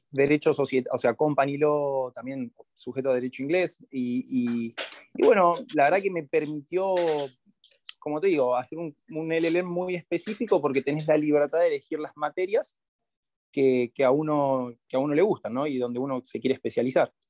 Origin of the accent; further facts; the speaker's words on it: Argentina; Y, siendo abogado argentino que lo podés buscar y lo podés lograr. Y ahí es cuando volví a Argentina